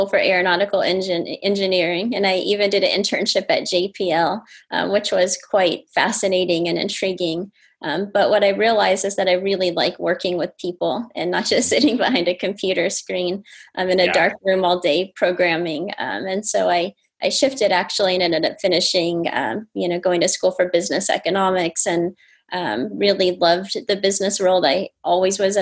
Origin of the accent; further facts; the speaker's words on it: San Diego, California, United States; also born or lived in Maui, Hawaii; now in Los Angeles, United States; I was born in San Diego, actually, but That's spent my time between San Diego and Maui back and forth, which was a great way to grow up.